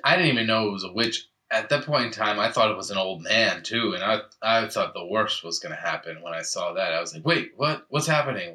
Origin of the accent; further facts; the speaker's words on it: New England, United States; growing up in New England